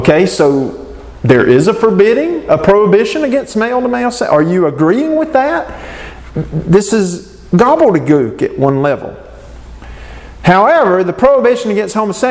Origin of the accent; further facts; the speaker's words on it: Southern Nash County, Eastern North Carolina, United States; Southern Nash County is where I'm from